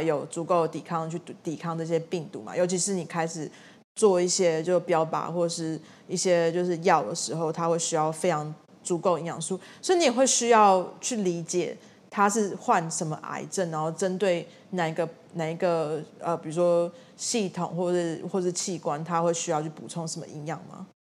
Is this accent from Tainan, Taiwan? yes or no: yes; Tainan, Taiwan; 我们家是台南人